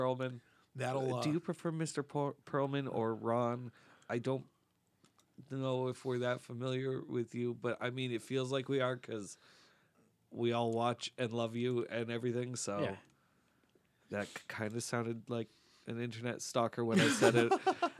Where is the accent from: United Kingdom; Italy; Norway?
United Kingdom; Wales; I'm Welsh.